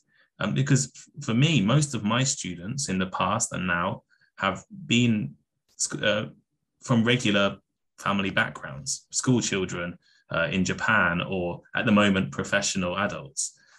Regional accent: England, United Kingdom; I lost a lot of my accent when I went to university because I came from a working class English background and my classmates didn't, and they used different words to me. So I made my English a lot more standard.

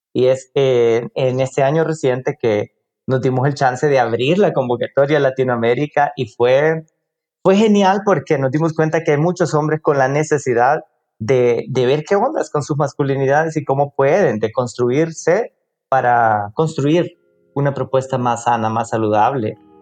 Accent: El Salvador; vivo en El Salvador, soy del Salvador

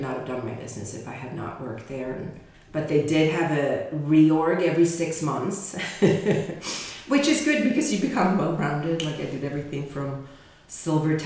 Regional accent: Sweden; moved away as an adult; also born or lived in England; now in California, United States; originally from Sweden, born in Sweden, but then we moved to England and I lived there until I was six. Moved back to Sweden and then from there to the States when I was 18.

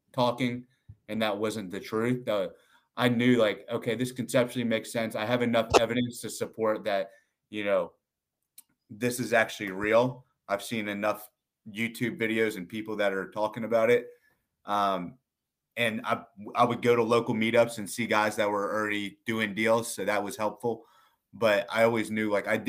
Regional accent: Virginia, United States; now in Austin, United States; I'm from Virginia

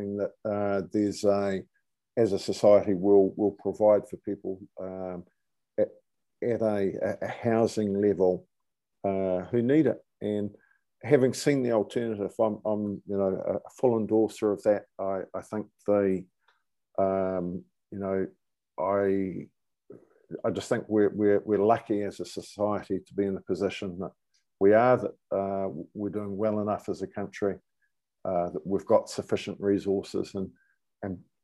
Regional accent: New Zealand; moved away as an adult; now in United Kingdom; I'm a New Zealander. I've been over this side of the world since 2007

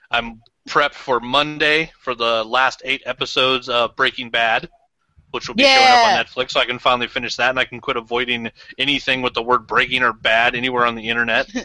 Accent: Colorado, United States; now in Idaho, United States; live in Idaho and I grew up in Colorado

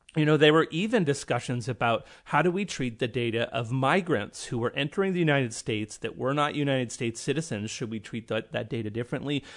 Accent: Canada; I'm Canadian

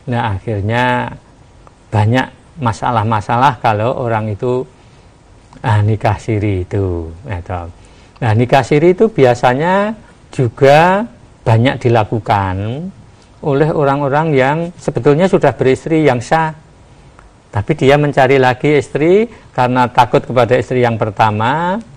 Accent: Java, Indonesia; apalagi kita sebagai orang Jawa itu sering-sering itu itu masalah

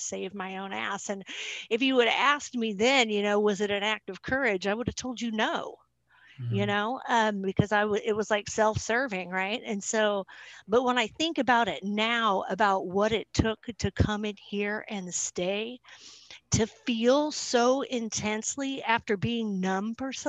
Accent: Salem, Oregon, United States; I'm from Salem, Oregon

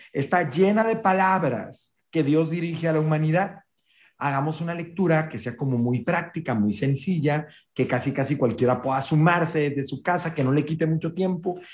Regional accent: northern Mexico, Mexico; soy un norteño también de hueso colorado, con todo lo que esto implica, ranchero

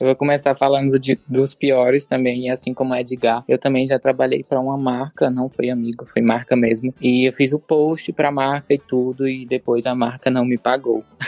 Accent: Ceará, Brazil; Eu sou cearense

